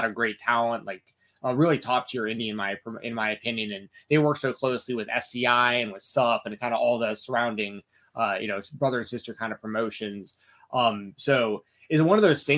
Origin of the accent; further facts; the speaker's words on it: Atlanta, Georgia, United States; I'm from Atlanta.